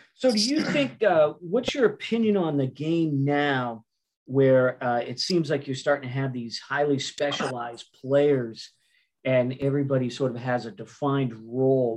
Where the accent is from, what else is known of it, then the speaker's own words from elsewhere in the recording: Massachusetts, United States; I'm from Massachusetts